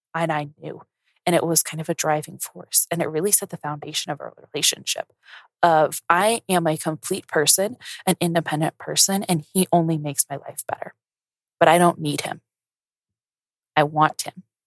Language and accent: English; Colorado, United States; moved away as an adult; also born or lived in New Orleans; I grew up in Colorado